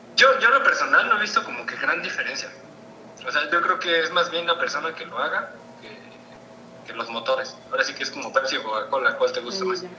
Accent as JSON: {"language": "Spanish", "town": "San Juan del Río", "region": "Querétaro", "country": "Mexico", "said": "yo soy de Sajón del Río, Querétaro"}